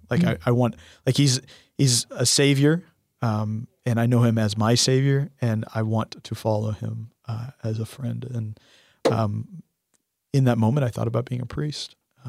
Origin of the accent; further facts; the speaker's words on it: St. Paul, Minnesota, United States; born there; they went to Minnesota, to the cold land of St. Paul, Minnesota, where I was born up there in Minnesota.